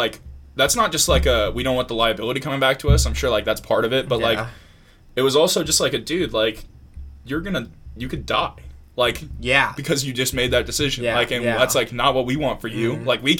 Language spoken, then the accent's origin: English; Long Beach, California, United States; when I was like growing up in Long Beach